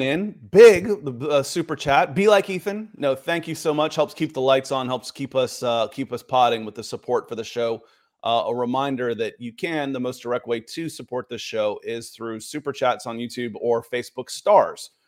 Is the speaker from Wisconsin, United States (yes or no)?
no; Atlanta, Georgia, United States; growing up in Atlanta